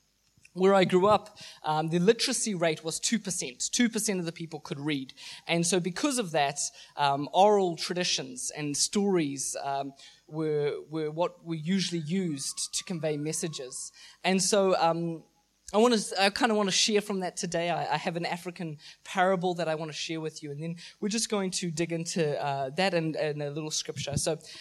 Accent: Mozambique; I grew up in Mozambique where my parents were missionaries for 20 years. I grew up in a very, very rural part of the country.

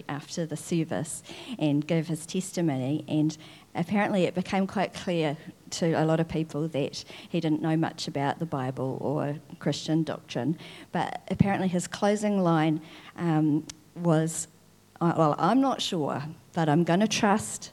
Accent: Wakefield, Tasman, New Zealand; I grew up in Wakefield in Nelson

